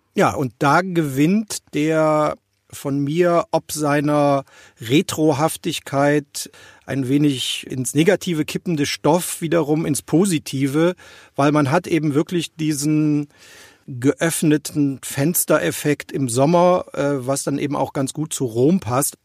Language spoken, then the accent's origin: German; Rhineland, Germany; Als Rheinländer